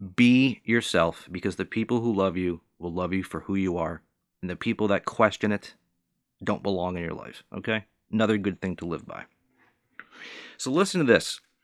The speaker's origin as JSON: {"language": "English", "region": "Northeast United States", "country": "United States", "tie": "born or raised there", "also_born_or_lived": "Southern United States", "said": "I was raised and born in the Northeast United States"}